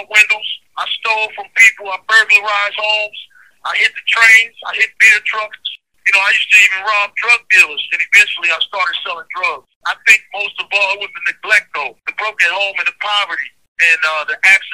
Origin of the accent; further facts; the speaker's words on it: Baltimore, Maryland, United States; I'm from Baltimore, Maryland. Born and raised.